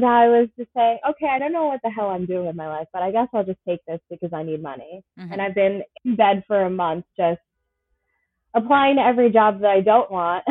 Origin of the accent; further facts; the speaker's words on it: Ronkonkoma, New York, United States; I grew up in Ronkonkoma, which most people do know from the train line